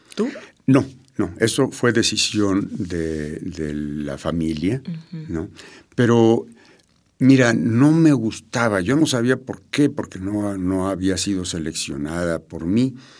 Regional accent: Mexico City, Mexico; yo nací en México, Distrito Federal. Soy de Feño.

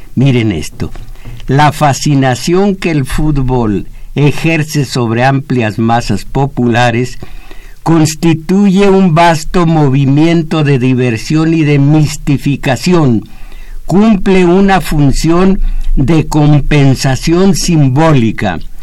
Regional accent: Mexico; Yo, como mexicano

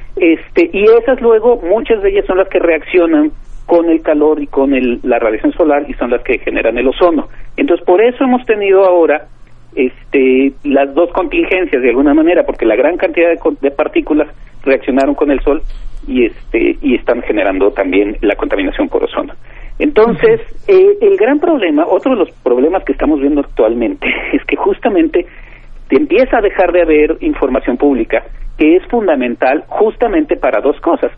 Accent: Mexico

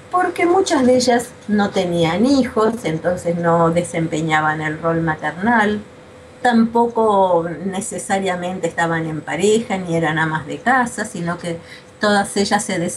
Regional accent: Argentina; also born or lived in Buenos Aires; soy argentina, vivo en Buenos Aires

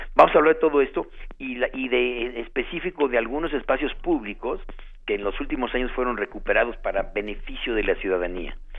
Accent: Mexico City, Mexico; vivimos y nacimos en la Ciudad de México

